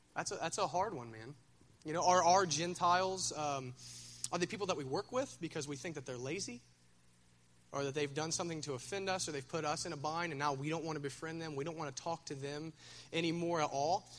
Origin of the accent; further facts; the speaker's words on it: Minford, Ohio, United States; I'm from Minford